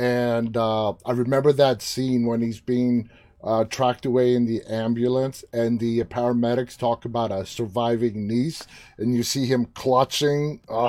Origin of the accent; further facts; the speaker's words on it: New York City, New York, United States; I was born and raised in New York City